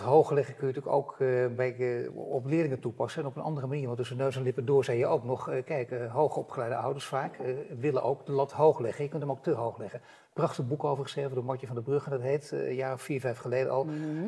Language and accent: Dutch; Netherlands; daar zijn wij Nederlanders ook belangrijk